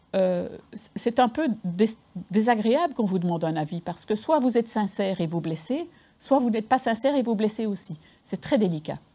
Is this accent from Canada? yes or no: no; Belgium; moved away as an adult; now in Lyon, France; je suis, du Nord, je suis belge